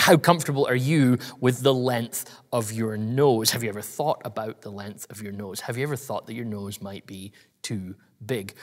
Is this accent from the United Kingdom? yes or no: yes; United Kingdom; I'm British